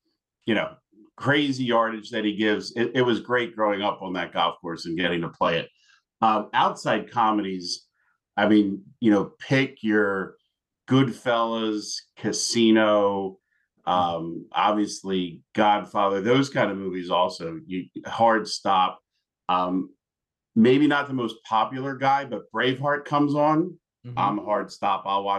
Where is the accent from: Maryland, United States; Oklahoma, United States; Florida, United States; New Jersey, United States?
Florida, United States; Unfortunately, growing up in South Florida, I got to play the golf course that Caddyshack was filmed on.